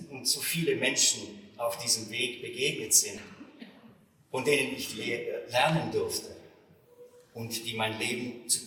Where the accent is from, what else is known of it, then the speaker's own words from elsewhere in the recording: Innsbruck, Tyrol, Austria; born there; meine Heimat ist Tirol. Ich wurde in Innsbruck geboren, im Winter 1962.